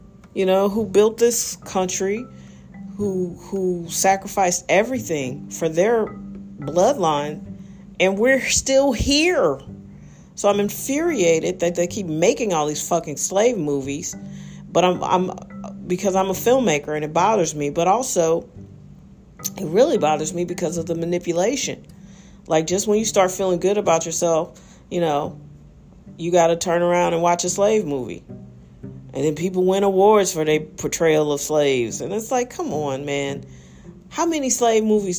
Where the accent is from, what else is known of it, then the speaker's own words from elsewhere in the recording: United States; I like being an American